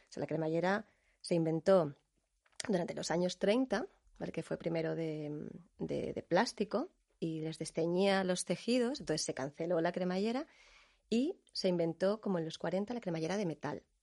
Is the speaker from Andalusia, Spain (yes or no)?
no; Canary Islands, Spain; yo que soy canaria